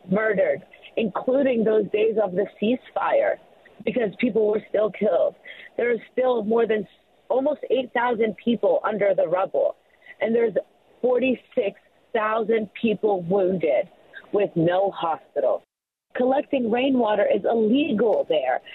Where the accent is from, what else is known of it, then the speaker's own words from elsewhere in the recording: Gaza Strip, Palestine; now in Columbus, United States; I'm from Palestine.